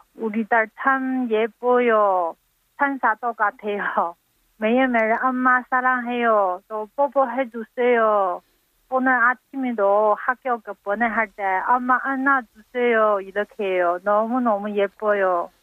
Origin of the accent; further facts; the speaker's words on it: China; Korean is a second language; moved away as an adult; now in South Korea; 저는 또 중국 사람이 한국말 모르니까